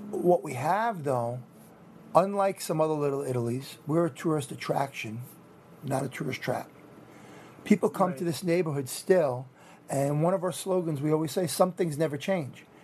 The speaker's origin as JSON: {"language": "English", "town": "New York City", "region": "New York", "country": "United States", "also_born_or_lived": "Rockland County", "moved": "yes", "said": "oh, I'm from the Bronx. I just happen to live up there for a few."}